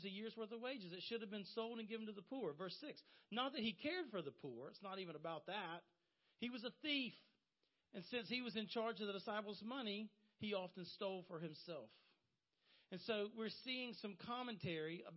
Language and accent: English; Horry County, South Carolina, United States; I was raised in Horry County